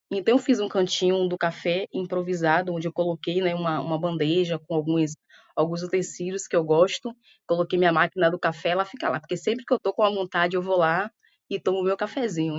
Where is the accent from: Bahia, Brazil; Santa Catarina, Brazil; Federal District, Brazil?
Bahia, Brazil; Salvador; moved away; also born or lived in Rio de Janeiro; eu saí daqui, eu saí de Salvador justamente para ir trabalhar, né? Eu era muito jovem